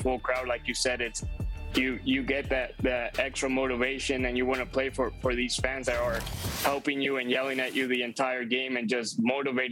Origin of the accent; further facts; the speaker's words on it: Mexico; I grew up in Mexico